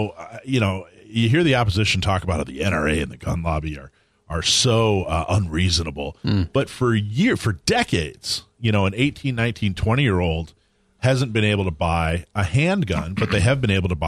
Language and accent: English; Wisconsin, United States; moved away; I'm originally from Wisconsin.